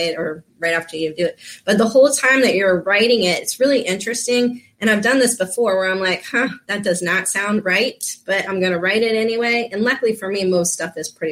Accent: Florida, United States; I grew up down here in Florida

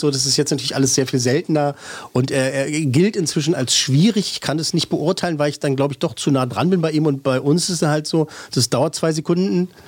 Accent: Berlin, Germany; als Berliner

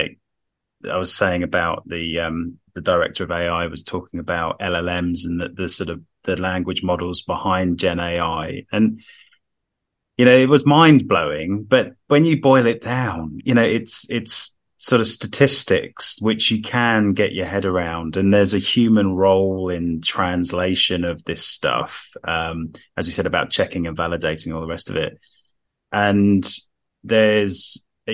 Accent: Harrow, London, United Kingdom; In my hometown, first speed limit in the world, I think, 10 miles an hour in Harrow on the Hill

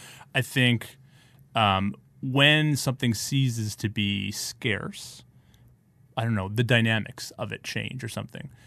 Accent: Ottawa, Ontario, Canada; also born or lived in New York; now in Toronto, Canada; I'm from Ottawa

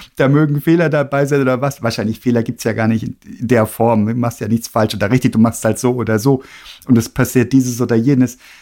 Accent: Freiburg im Breisgau, Baden-Württemberg, Germany; Ich bin in der Nähe aufgewachsen, ne, also in Freiburg im Breisgau

